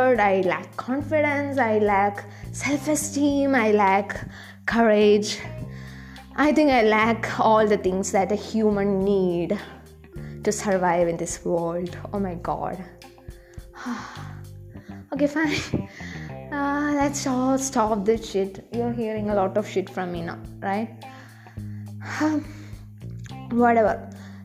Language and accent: English; South India, India; accent: Indian; And I'm from South India.